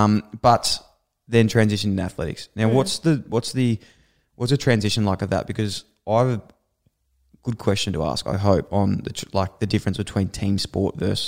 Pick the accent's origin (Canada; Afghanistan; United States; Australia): Australia; Ballarat, Victoria; I'm from Ballarat